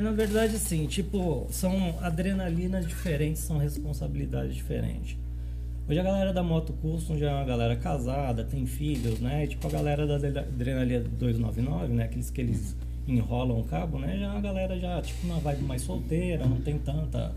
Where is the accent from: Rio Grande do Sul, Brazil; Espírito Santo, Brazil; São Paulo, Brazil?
São Paulo, Brazil; moved away as an adult; also born or lived in Goiânia, Brazil / Rio Quente, Brazil; now in Caldas Novas, Brazil; Eu sou de São Paulo, né? São Paulo capital